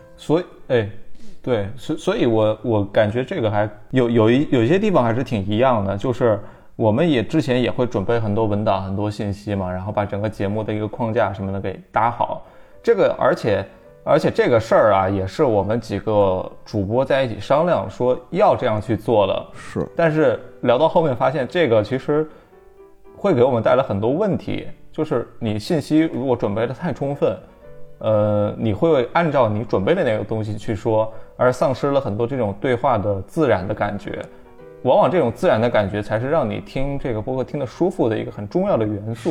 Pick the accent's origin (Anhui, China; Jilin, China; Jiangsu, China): Anhui, China; 我不是北方，我是南方人，我是安徽的